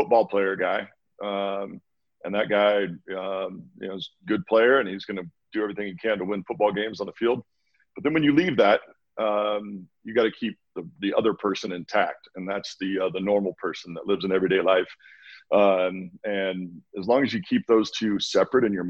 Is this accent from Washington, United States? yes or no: yes; Walla Walla, Washington, United States; moved away as an adult; now in Bend, United States; my little hometown, Walla Walla, Washington, that I grew up